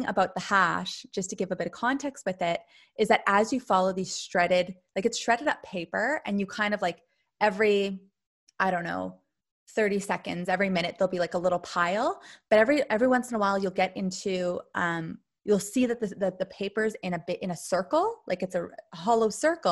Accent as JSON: {"language": "English", "country": "Canada", "tie": "born or raised there", "moved": "yes", "said": "I grew up in Canada near the forest."}